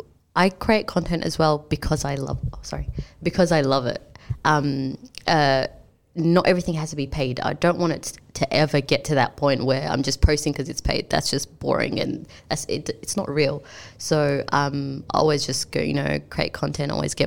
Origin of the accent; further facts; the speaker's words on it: Melbourne, Victoria, Australia; accent: Aussie; also born or lived in Sudan; I came here when I was like 4, I believe.